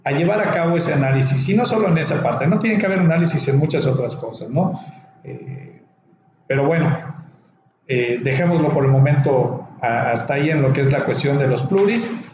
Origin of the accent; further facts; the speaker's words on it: Mexico; nosotros como ciudadanos mexicanos